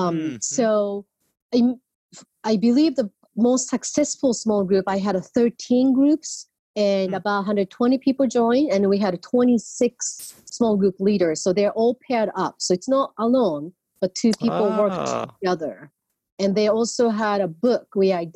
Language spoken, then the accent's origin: English; Japan; moved away as an adult; now in California, United States; I was born in Japan and as a non-Christian family, and I came to the United States for college